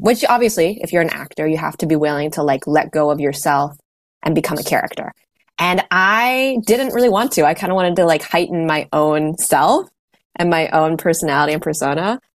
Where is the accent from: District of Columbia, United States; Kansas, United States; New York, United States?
District of Columbia, United States; Washington; I'm in the Washington DC area and I grew up around the city here.